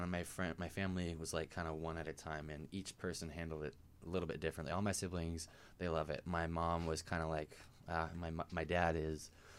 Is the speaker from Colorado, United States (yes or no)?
yes; Colorado, United States; I grew up in Colorado.